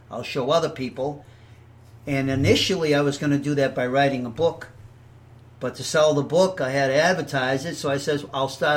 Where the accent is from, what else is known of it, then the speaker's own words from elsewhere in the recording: Boston, Massachusetts, United States; moved away as an adult; also born or lived in California; I'm from Boston, Massachusetts